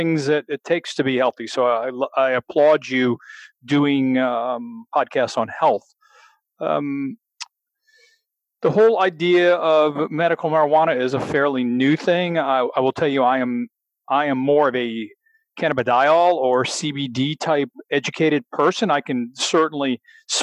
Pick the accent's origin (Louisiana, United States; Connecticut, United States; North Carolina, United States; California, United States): Louisiana, United States; I'm a real Southern boy. I'm from Louisiana.